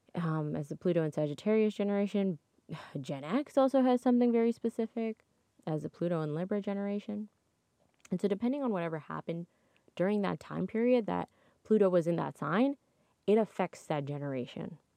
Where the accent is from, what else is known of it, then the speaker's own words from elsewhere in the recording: Toronto, Ontario, Canada; I'm from Toronto. And so, where I, I, born and raised in Toronto, true blue Toronto girl.